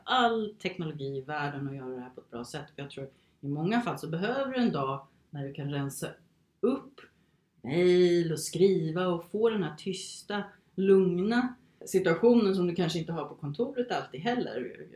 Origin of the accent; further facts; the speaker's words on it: Sweden; moved away as an adult; also born or lived in Phoenix, Arizona, United States / England; efter gymnasiet här i Sverige